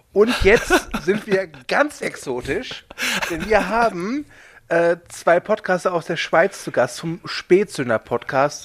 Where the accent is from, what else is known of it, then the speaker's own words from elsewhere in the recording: Rhineland, Germany; ich als Rheinländer kenne natürlich auch Oberster